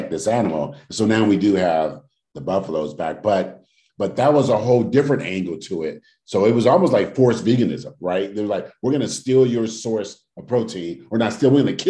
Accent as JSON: {"language": "English", "town": "Oakland", "region": "California", "country": "United States", "tie": "born or raised there", "said": "when I was growing up in Oakland, we didn't have yards to garden"}